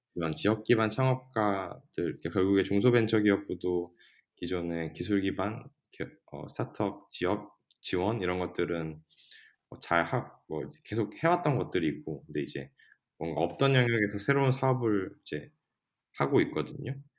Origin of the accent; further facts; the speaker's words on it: Gangneung, Gangwon, South Korea; moved away; 저처럼 강릉이 고향이고 다시 뭐 나갔다가 돌아온 케이스.